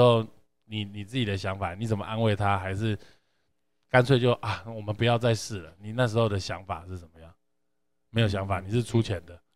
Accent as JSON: {"language": "Chinese", "region": "Yunlin County", "country": "Taiwan", "said": "就是因为你知道我们都是云林人嘛"}